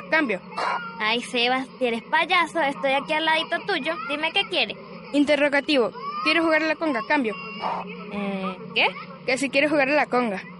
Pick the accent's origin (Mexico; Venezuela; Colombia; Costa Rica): Colombia; yo soy la única colombiana metida en este programa